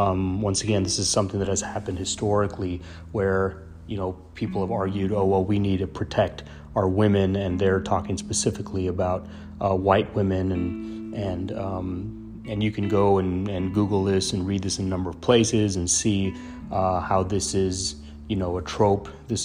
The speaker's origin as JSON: {"language": "English", "town": "El Paso", "region": "Texas", "country": "United States", "tie": "born or raised there"}